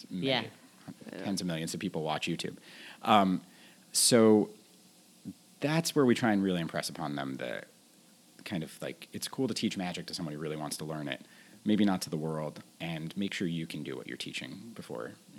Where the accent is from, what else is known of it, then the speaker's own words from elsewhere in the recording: New York, United States; I grew up here in New York